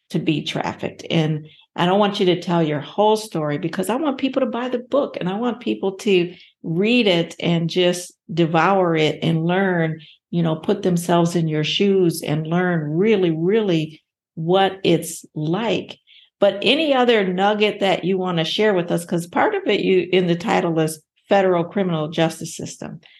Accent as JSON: {"language": "English", "town": "Anchorage", "region": "Alaska", "country": "United States", "tie": "born or raised there", "also_born_or_lived": "Ohio", "said": "Yes, I was born and raised in Anchorage."}